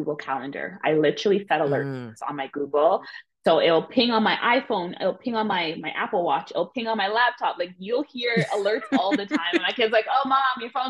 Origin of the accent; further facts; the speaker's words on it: Ontario, Canada; my hometown of Ontario